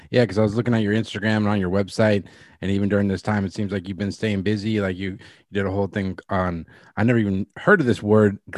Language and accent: English; Franklin, Massachusetts, United States; Yeah, Boston area, Fra- Franklin, Mass.